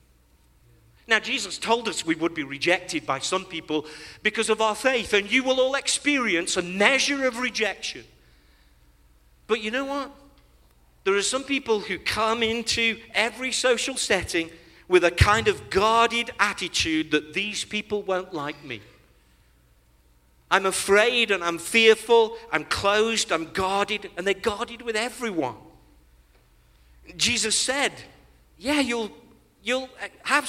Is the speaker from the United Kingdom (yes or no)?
yes; England, United Kingdom; when we were growing up in Great Britain